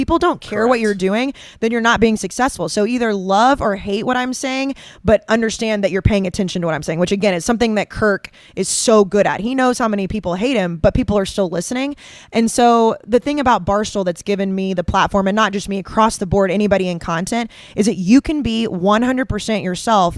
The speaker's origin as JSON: {"language": "English", "region": "the South", "country": "United States", "said": "I'm from the South"}